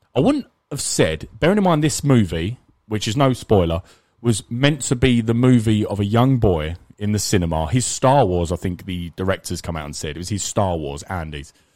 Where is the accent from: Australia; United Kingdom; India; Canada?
United Kingdom; England; We're English